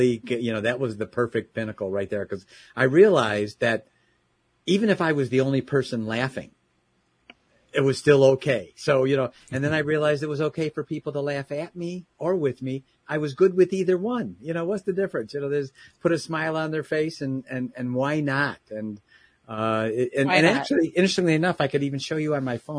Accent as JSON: {"language": "English", "town": "Chicago", "region": "Illinois", "country": "United States", "tie": "born or raised there", "also_born_or_lived": "Southeast Michigan", "moved": "yes", "lives_now": "Michigan, United States", "said": "born and raised in the Chicagoland area"}